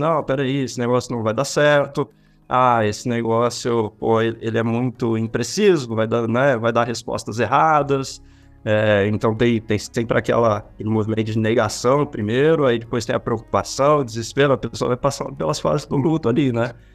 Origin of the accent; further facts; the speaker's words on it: São Paulo, Brazil; also born or lived in Rio de Janeiro; fiquei 13 anos lá no Rio, sou daqui de São Paulo mesmo